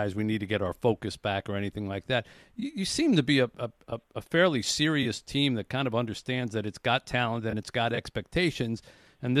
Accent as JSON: {"language": "English", "area": "right outside of Philadelphia", "region": "Pennsylvania", "country": "United States", "tie": "born or raised there", "said": "I grew up there right outside of Philadelphia"}